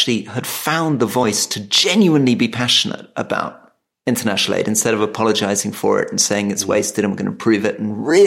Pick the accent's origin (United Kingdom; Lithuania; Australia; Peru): United Kingdom; Scotland; now in England; we're both Scottish, right? We're both Scottish people who somehow ended up living in England.